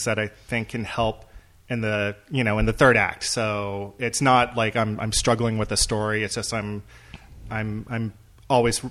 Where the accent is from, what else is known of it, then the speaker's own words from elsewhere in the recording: Texas, United States; moved away as an adult; now in Los Angeles, United States; I am originally from Texas